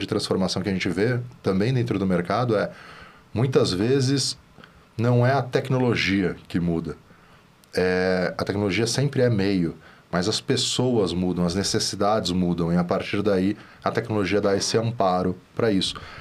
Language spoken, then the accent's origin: Portuguese; São Paulo, Brazil; só que eu sou de São Paulo aqui, a gente é de São Paulo